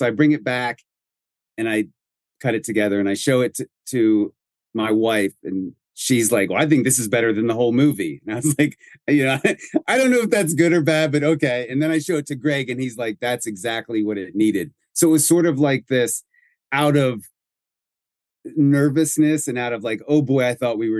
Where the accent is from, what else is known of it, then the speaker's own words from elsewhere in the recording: Greenville, Pennsylvania, United States; the small town is the town where I was raised in Western Pennsylvania. So it's very near and dear to me.